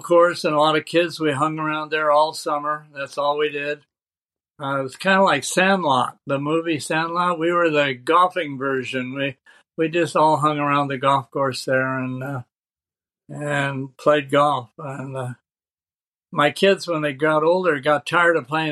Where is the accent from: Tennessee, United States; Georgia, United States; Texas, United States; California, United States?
California, United States; Sacramento; also born or lived in Red Bluff, California / Santa Barbara, California; I was born in Red Bluff, which was 30 miles or 40, I don't know, miles away. And then at about 2 years old, moved to Sacramento.